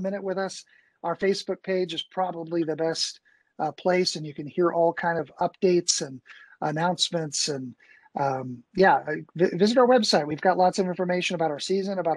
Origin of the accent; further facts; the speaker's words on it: Bowling Green, Kentucky, United States; also born or lived in Chicago; now in Louisville, United States; I grew up in Bowling Green and I was in Chicago as an actor